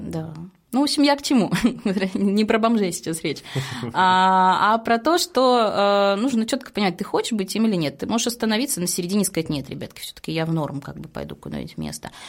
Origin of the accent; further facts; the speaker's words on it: Saint Petersburg, Russia; мы, петербуржцы